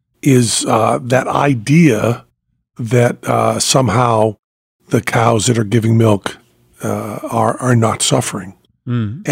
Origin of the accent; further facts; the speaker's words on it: United States; My hometown fair, Franklin County Fair.